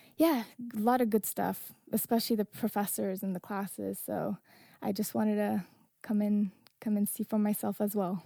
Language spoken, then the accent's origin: English; Afghanistan; now in Northern Virginia, United States